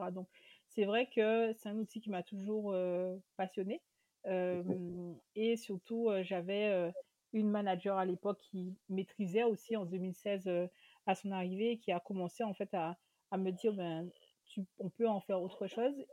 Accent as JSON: {"language": "French", "region": "Guadeloupe", "country": "France", "said": "sur l'ultramarin, sur l'antillais, si on veut réduire encore plus parce que je suis de Guadeloupe."}